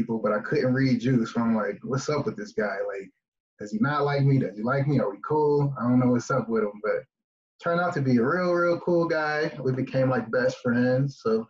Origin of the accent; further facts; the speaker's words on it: Norfolk, Virginia, United States; moved away as an adult; also born or lived in Holloman Air Force Base, New Mexico; I was born and raised in Norfolk, Virginia. Joined the military when I was around 17 years old.